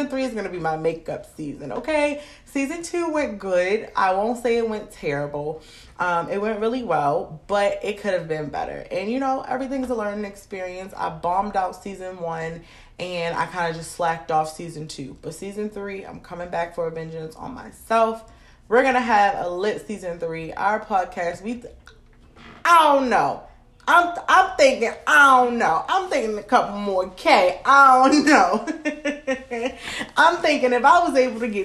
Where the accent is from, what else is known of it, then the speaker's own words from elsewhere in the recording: Maryland, United States; I have to shout out my hometown. I have to shout out my home state, because y'all, I have so many people rocking with me across Maryland